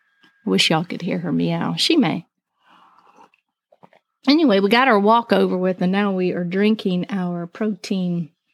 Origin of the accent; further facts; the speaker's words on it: Albuquerque, New Mexico, United States; born there; also born or lived in Arizona; I was born in Albuquerque, Southwest girl. And then we lived in Arizona. So we come from deserty places.